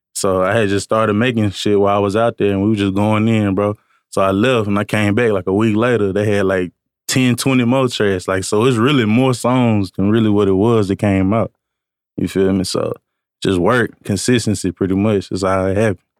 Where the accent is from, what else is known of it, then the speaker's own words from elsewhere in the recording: Columbia, Tennessee, United States; moved away as an adult; now in Nashville, United States; I'm actually from Columbia, Tennessee.